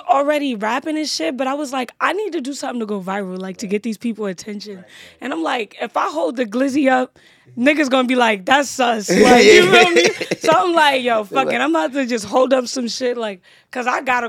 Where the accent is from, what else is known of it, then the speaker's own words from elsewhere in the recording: New York City, New York, United States; also born or lived in Bronx, New York / Pennsylvania; I was born in the Bronx. Nice. And then I moved to Brooklyn. Nice. What part of Brooklyn? Coney Island.